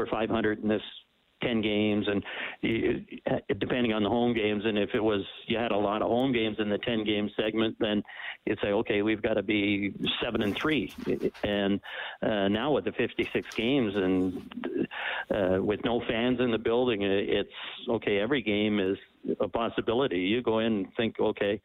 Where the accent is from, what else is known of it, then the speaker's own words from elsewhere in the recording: Ontario, Canada; moved away as an adult; also born or lived in Minnesota / Birmingham; I grew up in Ontario and then played in Minnesota